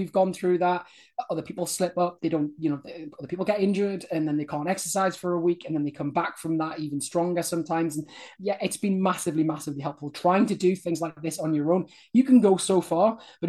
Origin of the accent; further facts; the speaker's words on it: United Kingdom; I'm British